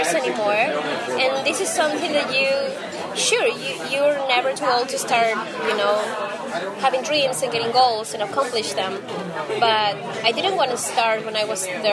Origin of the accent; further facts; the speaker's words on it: Peru; moved away; art in Peru, at least in my hometown